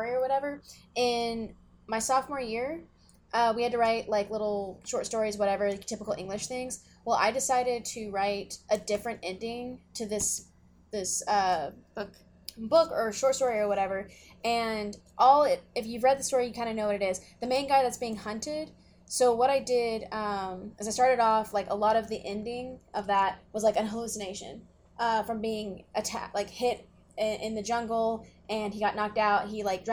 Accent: the Bible Belt, United States; I grew up in the Bible Belt

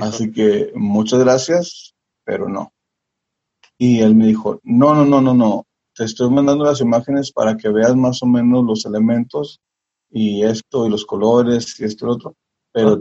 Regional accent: Tijuana, Baja California, Mexico; pues de Tijuana, México

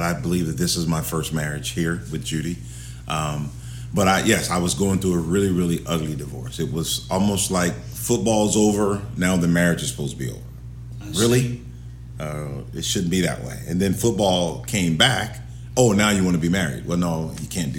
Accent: Los Angeles, California, United States; also born or lived in Arizona; now in Ohio, United States; I'm from California, Los Angeles

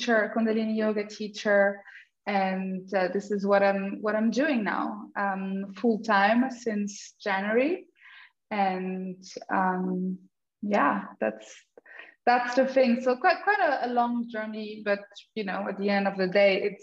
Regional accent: France; moved away as an adult; also born or lived in Germany; now in Portugal; I was born in France and with an Austrian father. So I grew up in multicultural background

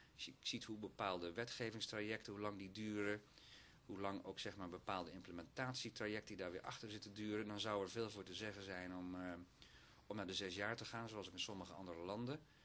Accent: Oostburg, Zeeland, Netherlands; moved away; also born or lived in Sas van Gent; Zeeuws-Vlaamse achtergrond om precies te zijn

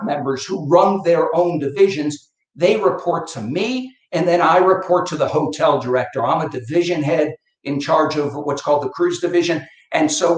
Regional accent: Connecticut, United States; also born or lived in Boston; I come from Connecticut, up in New England.

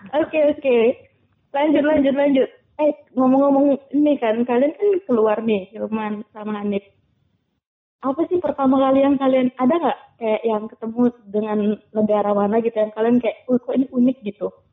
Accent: Indonesia; kami dari Indonesia

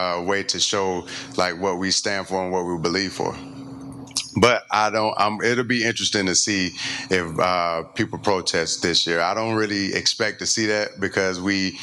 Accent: LaGrange, Georgia, United States; moved away as an adult; also born or lived in Kentucky / Denver, Colorado; now in Tennessee, United States; I grew up in LaGrange, Georgia, where I faced racism my whole life

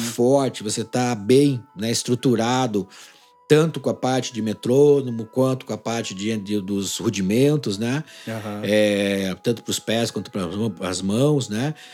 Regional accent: Ponta Grossa, Paraná, Brazil; also born or lived in Jaguariaíva, Paraná / Arapoti, Paraná; Eu nasci em Jaguariaíva, aqui no interior do Paraná. E aí fui para Araputi e fiquei até uns nove anos de idade lá. Então, quando eu, é, a gente veio para Ponta Grossa, meu pai veio trabalhar para cá

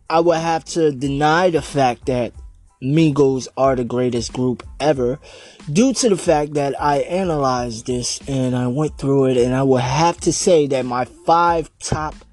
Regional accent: United States; I'm from Jersey, New York, Staten Island, basically right there

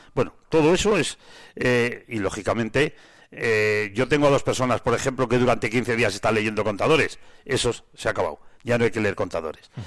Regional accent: San Esteban de Gormaz, Castile and León, Spain; yo soy de San Esteban

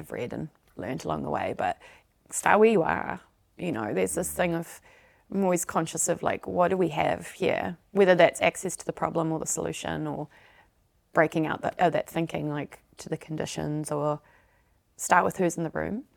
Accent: South Africa; moved away; I'm originally from South Africa, so we're the Dutch of the South

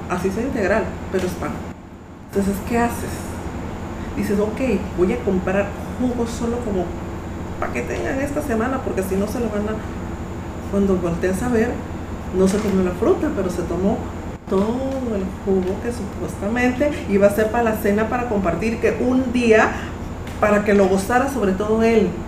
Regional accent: Mexico; now in Panama; yo soy mexicana

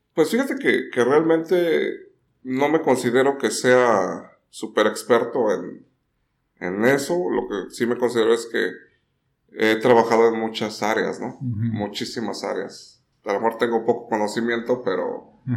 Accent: Puebla, Mexico; moved away as an adult; now in Tijuana, Mexico; soy originalmente de Puebla, pero tijuanense de corazón. Este, llegué hace 24 años. este, recién salido la, de la carrera.

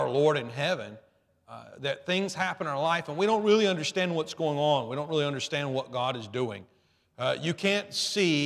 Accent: Alabama, United States; I grew up in Alabama

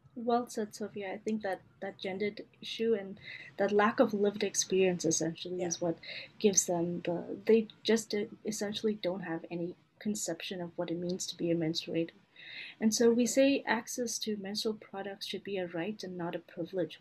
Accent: Canada; I'm a Canadian medical student

